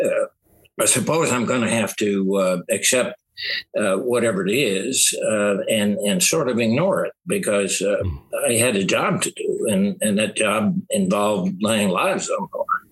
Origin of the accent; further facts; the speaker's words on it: Southeast Missouri, United States; I'm from Southeast Missouri